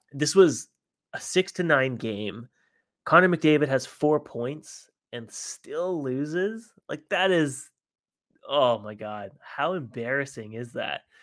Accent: Vancouver, British Columbia, Canada; we're from Vancouver

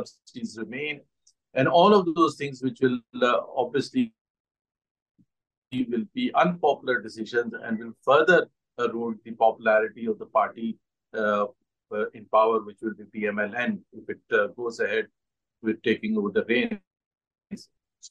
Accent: Pakistan; as a Pakistani

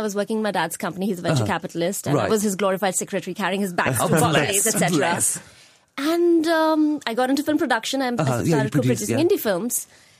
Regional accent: Abu Dhabi, United Arab Emirates; moved away; This was way back in 2003 when I was in school. I grew up in Abu Dhabi.

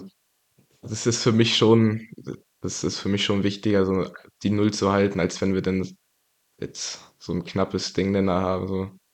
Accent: Greifswald, Mecklenburg-Vorpommern, Germany; ich bin in, hier in Greifswald geboren und aufgewachsen.

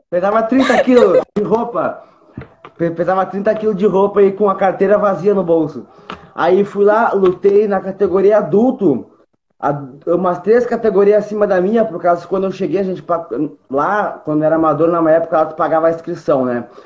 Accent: Porto Alegre, Rio Grande do Sul, Brazil; Tenho 24 anos, sou natural de Porto Alegre

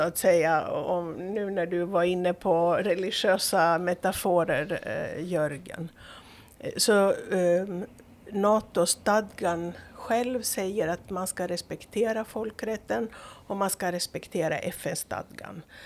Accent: Greece; now in Åland, Finland; Jag är uppvuxen i, i Greklands diktatur så det var svårt på i början på 70-talet.

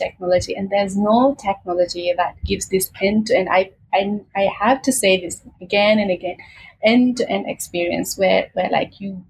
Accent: Maldives; I come from the islands. I am from the Maldives.

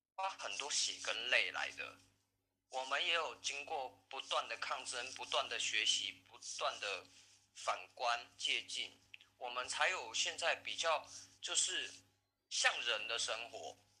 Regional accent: Taiwan; 我们台湾人

